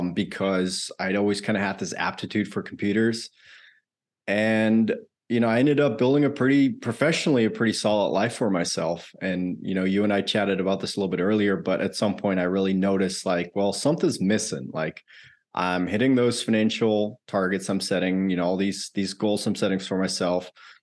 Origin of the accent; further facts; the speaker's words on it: Netherlands; moved away as an adult; now in United States; I grew up in the Netherlands, actually. I lived there the first 20 or so of my life.